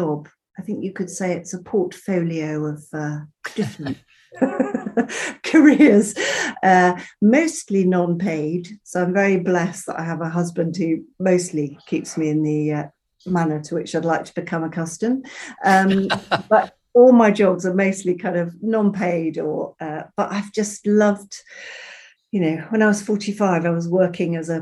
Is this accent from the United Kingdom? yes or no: yes; Bristol, South West England, United Kingdom; also born or lived in Zambia / Peru; Growing up in Bristol, you know, we had actors, creative people, artists